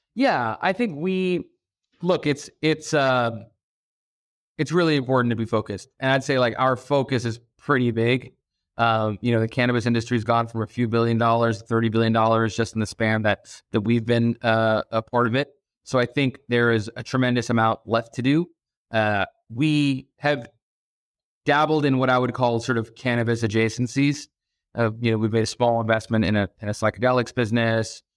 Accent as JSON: {"language": "English", "town": "Boston", "region": "Massachusetts", "country": "United States", "tie": "born or raised there", "also_born_or_lived": "Abu Dhabi, United Arab Emirates / New York / San Francisco / Hong Kong", "moved": "as an adult", "lives_now": "Los Angeles, United States", "said": "we moved to Boston when I was about six years old. Uh, and that's largely where I was raised through college"}